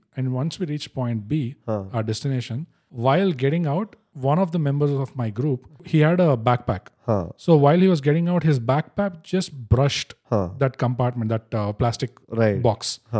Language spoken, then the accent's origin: English; India; Being an Indian.